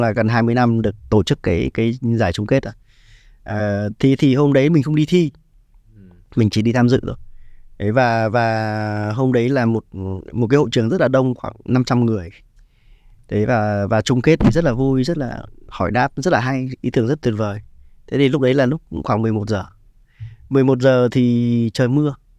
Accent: Ha Long, Quang Ninh, Vietnam; mình dân Hạ Long mà

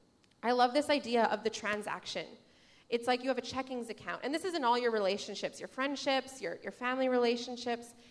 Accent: Saskatchewan, Canada; I'm from Saskatchewan. My family's from Saskatchewan.

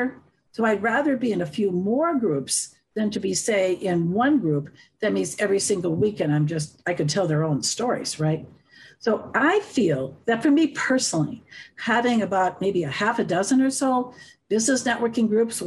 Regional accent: Wisconsin, United States; moved away as an adult; now in Colorado, United States; I'm from the Midwest. We're kind of a joining crowd up there from Wisconsin

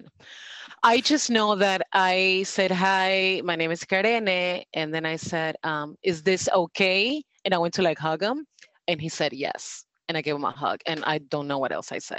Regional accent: Panama; now in South Florida, United States; I'm originally from Panama.

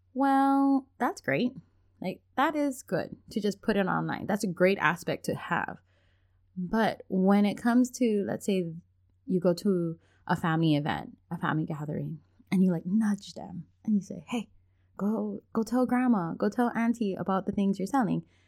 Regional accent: Hawaii, United States; I'm from Hawaii

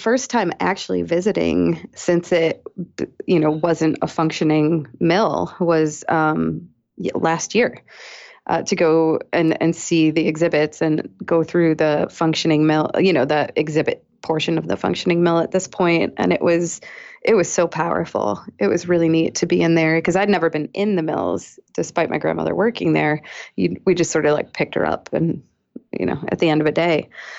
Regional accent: Weymouth, Massachusetts, United States; now in Chicago, United States; I'm from Weymouth, Massachusetts.

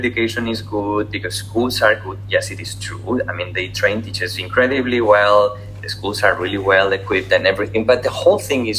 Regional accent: Spain; also born or lived in Singapore; especially in Spain, obviously, because I'm from Spain

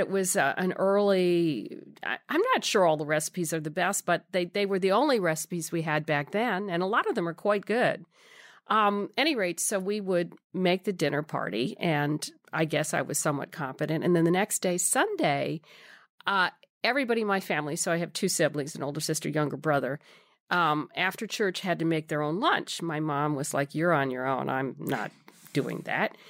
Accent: New York City, New York, United States; I grew up in New York City

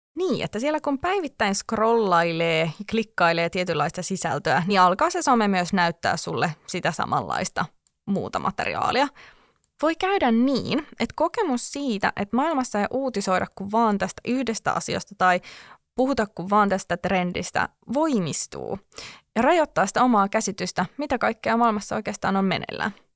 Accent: Helsinki, Uusimaa, Finland; Olen helsinkiläinen

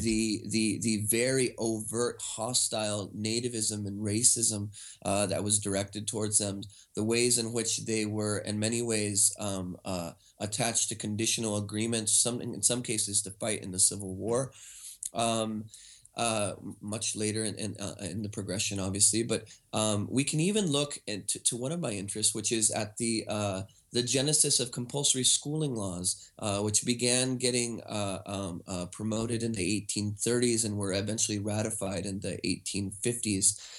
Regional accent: United States; now in Vancouver, Canada; I'm actually an American citizen

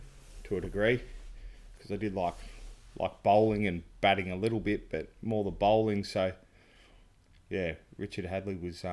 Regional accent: Brisbane, Queensland, Australia; also born or lived in Sydney / Melbourne; Dad's work and sort of born in Sydney and then Melbourne, and then my earliest memories of cricket were in Brisbane in the backyard, summers, hot summers

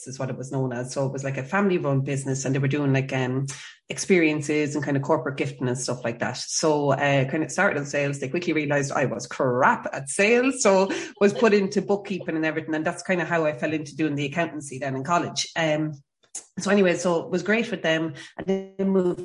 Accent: County Kildare, Ireland; I am from County Kildare

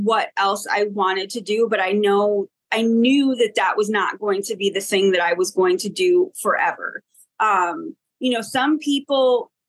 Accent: Buffalo, New York, United States; moved away as an adult; I'm originally from Buffalo, New York, and I moved to New York City in 1999 to get my master's degree at Columbia University.

